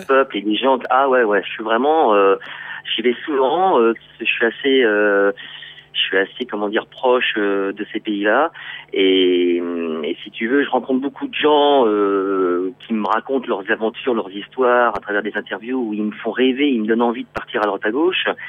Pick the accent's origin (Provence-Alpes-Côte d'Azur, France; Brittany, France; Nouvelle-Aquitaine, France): Brittany, France; moved away as an adult; also born or lived in Paris / Réunion; je suis breton. Donc je vais dire plutôt que je suis euh, retour euh, aux sources